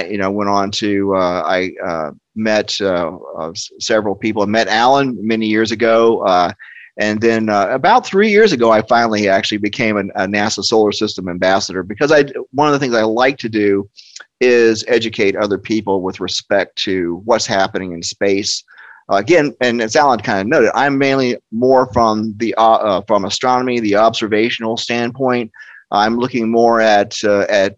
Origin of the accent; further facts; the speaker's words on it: Cocoa, Florida, United States; So I grew up in the shadow of the 1960s space program